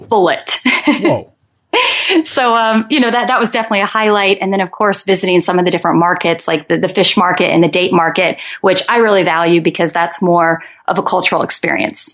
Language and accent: English; Omaha, Nebraska, United States; now in Santa Cruz, United States; I'm originally from Omaha, Nebraska